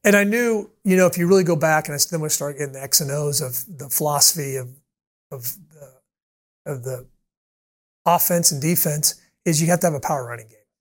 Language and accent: English; Kansas City, United States; now in Orlando, United States; I grew up in Kansas City